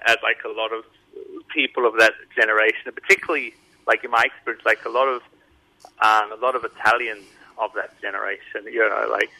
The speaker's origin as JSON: {"language": "English", "town": "Adelaide", "region": "South Australia", "country": "Australia", "accent": "Adelaide", "said": "No one ever guesses that I'm from Australia, but people sometimes think that I sound English. So I'm not sure where that comes from. Maybe it's the Adelaide thing."}